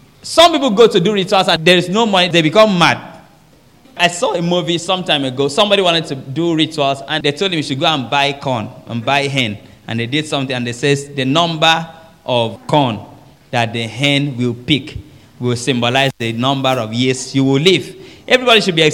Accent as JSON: {"language": "English", "country": "Nigeria", "said": "I'm from Nigeria."}